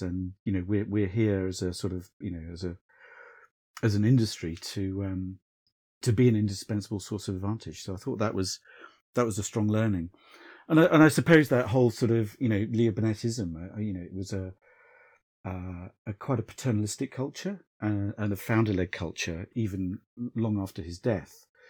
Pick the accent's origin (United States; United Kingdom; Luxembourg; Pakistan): United Kingdom; South Coast, England; I grew up on the South Coast